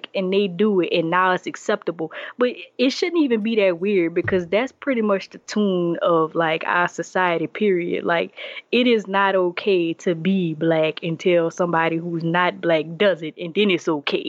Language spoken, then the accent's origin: English; Morgan City, Louisiana, United States; moved away as an adult; now in Atlanta, United States; I'm from Morgan City, Louisiana